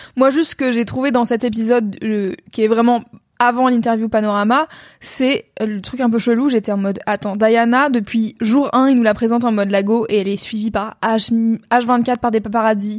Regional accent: France; j'ai grandi en France dans les années, des années 90 jusqu'à aujourd'hui

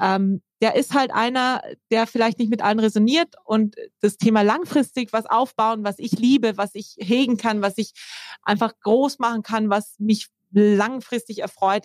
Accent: South Tyrol, Trentino-Alto Adige, Italy; now in Germany; ich komme ursprünglich aus Südtirol

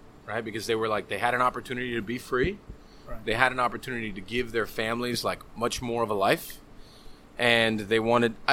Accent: Hialeah, Florida, United States; also born or lived in Miami; I was born in fucking Hialeah

